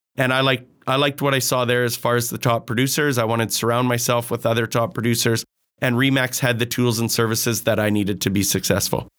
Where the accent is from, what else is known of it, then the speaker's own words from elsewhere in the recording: Grande Prairie, Alberta, Canada; born and raised in Grand Prairie.